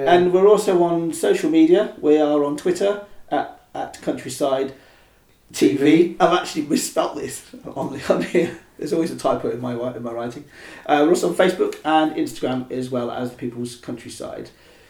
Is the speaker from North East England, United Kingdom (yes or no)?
no; Oxford, South East England, United Kingdom; I mean, I was born here. Okay, so interesting. I grew up in East Oxford. I pretty much grew up here. Went to school here. Worked mostly here and sometimes in town.